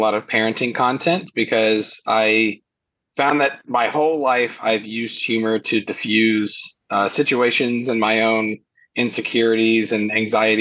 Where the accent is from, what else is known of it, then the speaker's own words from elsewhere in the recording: Kentucky, United States; I'm in Kentucky.